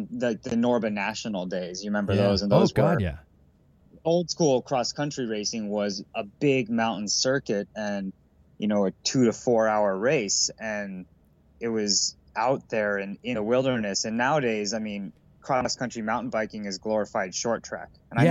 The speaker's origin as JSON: {"language": "English", "region": "Colorado", "country": "United States", "tie": "born or raised there", "said": "as a kid growing up in Colorado"}